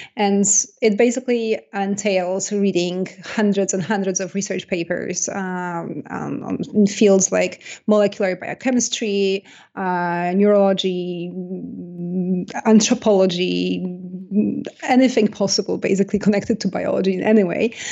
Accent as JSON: {"language": "English", "country": "Poland", "tie": "born or raised there", "accent": "Polish", "second_language": "English", "moved": "yes", "said": "I was born in Poland, and, uh, I, I grew up in Poland."}